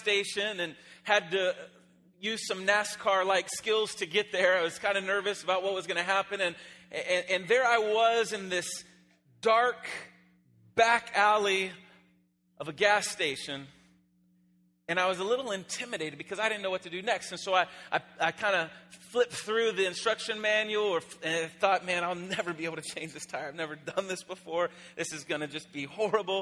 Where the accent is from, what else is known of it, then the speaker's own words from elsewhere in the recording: Phoenix, Arizona, United States; I am from Phoenix, Arizona.